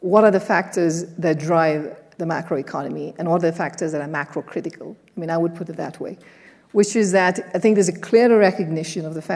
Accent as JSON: {"language": "English", "country": "India", "tie": "born or raised there", "moved": "yes", "said": "I grew up in an emerging market, I grew up in India"}